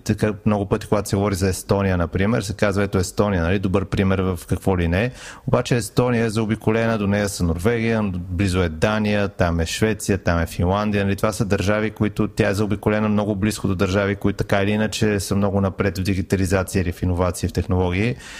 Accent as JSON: {"language": "Bulgarian", "country": "Bulgaria", "said": "и като българи"}